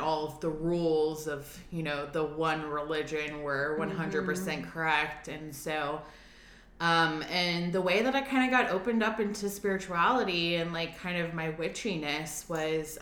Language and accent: English; Atlanta, Georgia, United States; moved away as an adult; now in Nashville, United States; I'm originally from Atlanta, born and bred, and moved here to Nashville